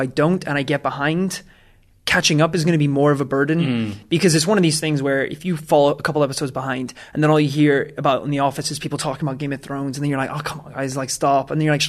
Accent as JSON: {"language": "English", "region": "Wales", "country": "United Kingdom", "said": "Hi, I'm Welsh."}